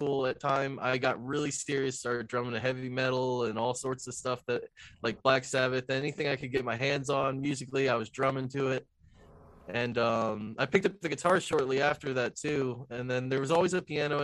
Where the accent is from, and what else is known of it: Spotsylvania, Virginia, United States; born or raised there; also born or lived in Jacksonville, North Carolina